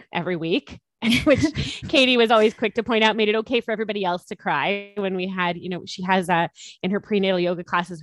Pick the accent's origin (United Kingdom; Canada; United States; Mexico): Canada; of being Canadian, and our government really supported us.